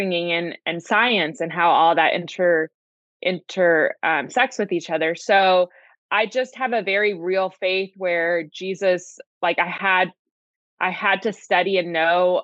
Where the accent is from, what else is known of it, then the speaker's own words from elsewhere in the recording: Princeton, New Jersey, United States; moved away as an adult; also born or lived in Los Angeles, California / Santa Barbara, California; raised in Princeton, New Jersey.